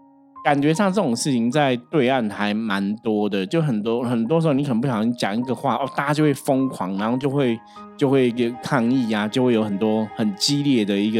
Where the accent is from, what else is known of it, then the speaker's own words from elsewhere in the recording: Taipei, Taiwan; 就像我是台北人，你说你们台北人用天龙国，我可能会觉得，哎，我不是啊